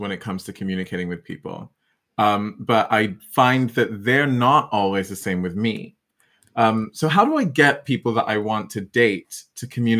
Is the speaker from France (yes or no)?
no; Ghana; I'm Ghanaian by origin, moved around a lot, but like I'm Ghanaian. And so very West African upbringing.